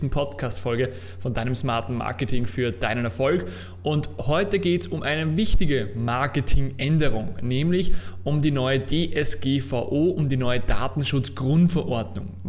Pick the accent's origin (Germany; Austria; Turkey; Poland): Austria; Naja, bei uns in Österreich zum Beispiel gibt es eine Verordnung von 2000